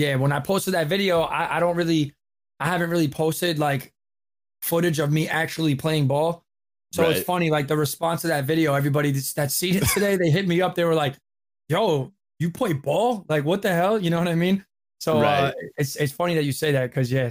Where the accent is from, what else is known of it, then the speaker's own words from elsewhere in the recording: New York, United States; I'm from New York